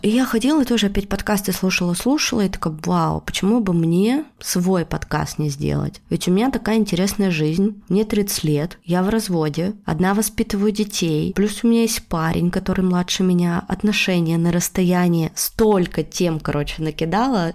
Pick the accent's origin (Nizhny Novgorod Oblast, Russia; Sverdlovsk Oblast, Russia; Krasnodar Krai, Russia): Sverdlovsk Oblast, Russia; Yekaterinburg; moved away as an adult; now in Tbilisi, Georgia; Когда я заканчивала школу, я из Екатеринбурга хотела уезжать в Петербург